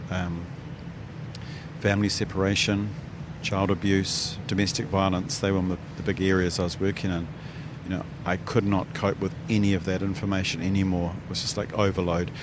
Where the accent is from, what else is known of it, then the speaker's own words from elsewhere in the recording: New Zealand; my hometown